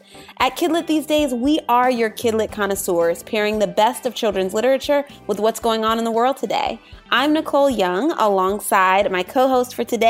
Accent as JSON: {"language": "English", "town": "Virginia Beach", "region": "Virginia", "country": "United States", "tie": "born or raised there", "moved": "as an adult", "lives_now": "Philadelphia, United States", "said": "So I'm from Virginia Beach, but I'm also living in Philly and inundated with the snow right now."}